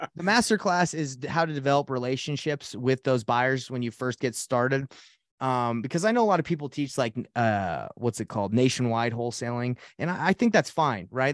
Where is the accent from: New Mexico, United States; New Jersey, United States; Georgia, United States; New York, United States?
Georgia, United States; Atlanta; also born or lived in Portland, Oregon; now in Salt Lake City, United States; I grew up in Atlanta, Georgia